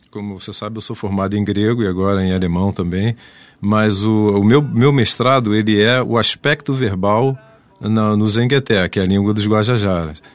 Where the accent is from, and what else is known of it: Brazil; also born or lived in Germany / Portugal